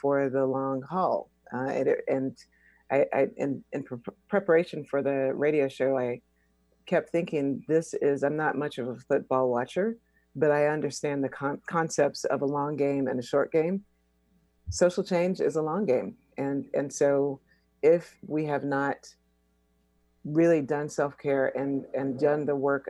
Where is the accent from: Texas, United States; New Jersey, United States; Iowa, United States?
Texas, United States; Houston; also born or lived in New York City / Oakland; now in New York City / Oakland, United States; I'm originally from Houston, Texas